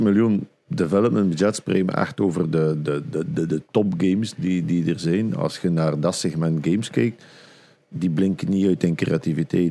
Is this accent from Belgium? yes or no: yes; Flanders, Belgium; bij ons in Vlaanderen